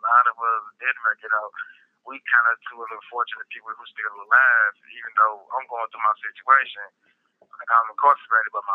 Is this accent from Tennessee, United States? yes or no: no; St. Louis, Missouri, United States; Out of St. Louis, Missouri